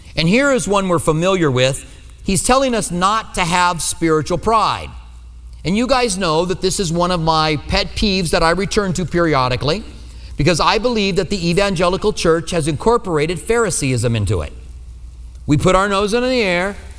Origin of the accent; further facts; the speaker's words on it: Iowa, United States; accent: Iowa; now in Tucson, United States; my Iowa accent, all right? That's where I'm, well, I was born